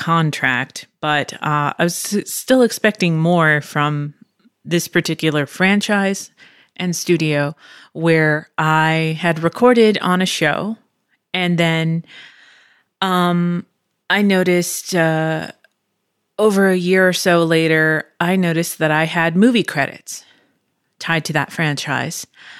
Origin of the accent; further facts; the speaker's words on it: Pennsylvania, United States; born there; also born or lived in Virginia / Chula Vista, California; now in Texas, United States; I am not originally from here. I was born in Pennsylvania. And then from Pennsylvania, moved to Virginia, then moved to Chula Vista, California, which is outside San Diego, and then moved to Texas